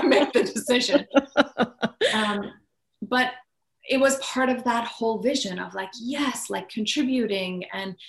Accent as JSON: {"language": "English", "country": "Iran", "tie": "born or raised there", "moved": "yes", "said": "I grew up in Iran."}